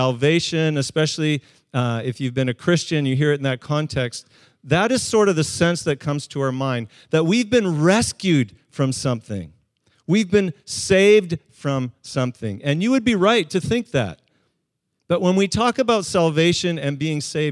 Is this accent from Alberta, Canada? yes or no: yes; Calgary, Alberta, Canada; now in West Coast, Canada; For part of my youth, I grew up in Calgary